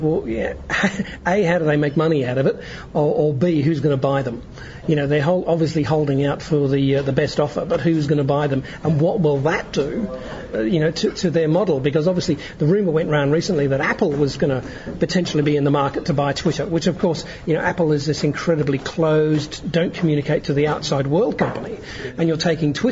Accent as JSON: {"language": "English", "country": "Australia", "lives_now": "Adelaide, Australia", "said": "I'm an Australian living in Adelaide"}